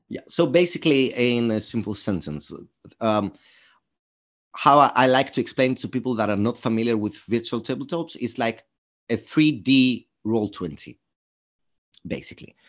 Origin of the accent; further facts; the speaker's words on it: Greece; moved away as an adult; now in London, United Kingdom; I'm originally from Greece